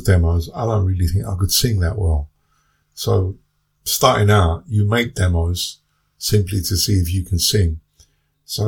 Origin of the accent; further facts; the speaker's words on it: London, United Kingdom; growing up in the 60s in London and 70s